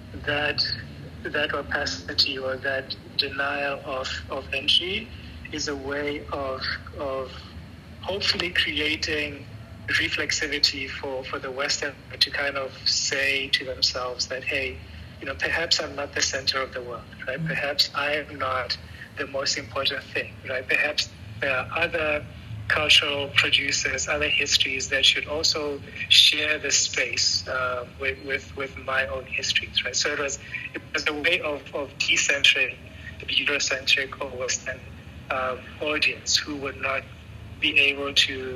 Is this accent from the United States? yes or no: no; Francistown, North-East District, Botswana; moved away; also born or lived in Maun, Botswana / Gaborone, Botswana; I grew up in Francistown in Maun, and Francistown, as many people know, is close to the Zimbabwe border